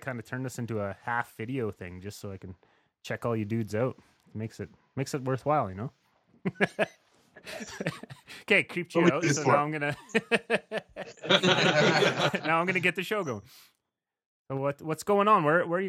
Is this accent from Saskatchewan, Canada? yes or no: yes; Saskatchewan, Canada; moved away; also born or lived in Red Deer; I guess I'm from Saskatchewan